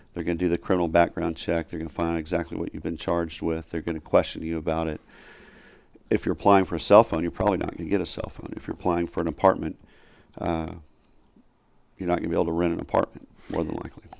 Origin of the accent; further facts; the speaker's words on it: Rogers, Arkansas, United States; now in Dallas, United States; I grew up in Rogers, and it's, which is right next door to Bentonville